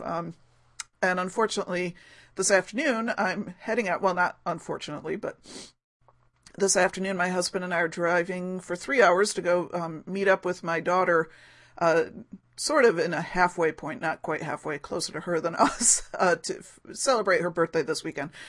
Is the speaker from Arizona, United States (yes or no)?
no; Rochester, New York, United States; my hometown of Rochester, New York